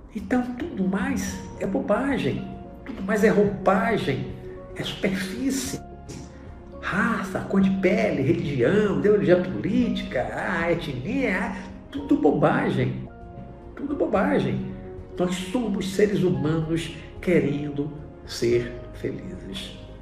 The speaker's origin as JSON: {"language": "Portuguese", "country": "Brazil", "also_born_or_lived": "Bahia", "said": "Hoje eu vivo no Brasil, sou brasileiro"}